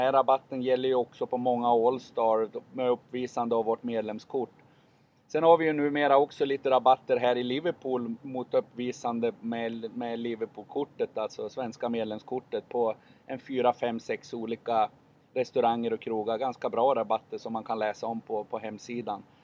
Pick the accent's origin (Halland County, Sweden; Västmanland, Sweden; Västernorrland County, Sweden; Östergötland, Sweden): Västernorrland County, Sweden; Sundsvall; i Sundsvall där jag är ifrån.